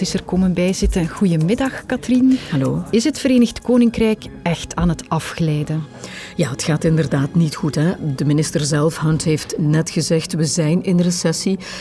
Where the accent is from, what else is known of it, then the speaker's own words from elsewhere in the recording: Herk-de-Stad, Flanders, Belgium; ik ben opgegroeid in Herk de Stad